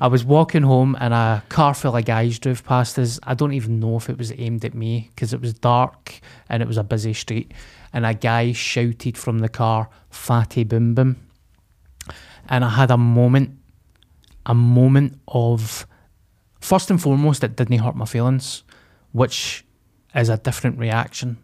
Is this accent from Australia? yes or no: no; Glasgow, Scotland, United Kingdom; I came from Springburn